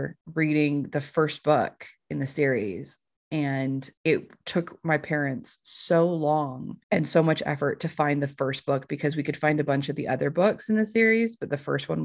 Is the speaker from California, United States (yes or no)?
no; Utah, United States; So I reside in Utah. That's my home state